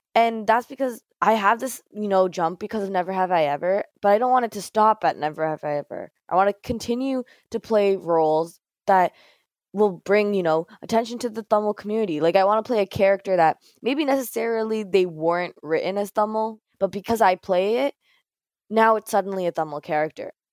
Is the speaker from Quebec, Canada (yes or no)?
no; Mississauga, Ontario, Canada; growing up in Mississauga, near Toronto